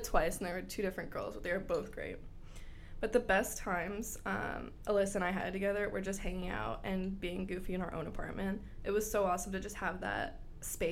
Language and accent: English; Bradenton, Florida, United States; moved away as an adult; also born or lived in Gainesville, Florida; I went to Braden River High School in Bradenton